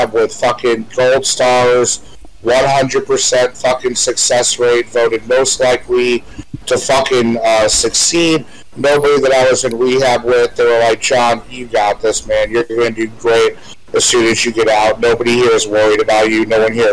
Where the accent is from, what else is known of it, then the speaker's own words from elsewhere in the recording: Fort Myers, Florida, United States; also born or lived in Chicago, Illinois; When I moved from Chicago to Fort Myers when I was like 9 or 10 years old, my first day at the school bus, I met Matthew Lawrence